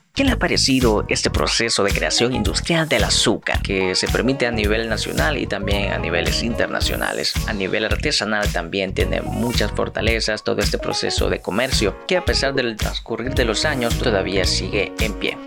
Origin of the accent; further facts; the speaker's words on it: El Salvador; los salvadoreños somos cafeteros y pues en efecto lo somos